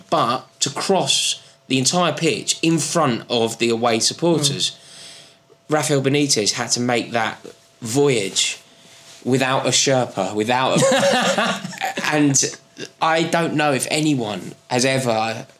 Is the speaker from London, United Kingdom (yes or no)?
yes; London, United Kingdom; accent: London; Chelsea fans. They're genuinely my favourite people who have either my accent or a broader London accent.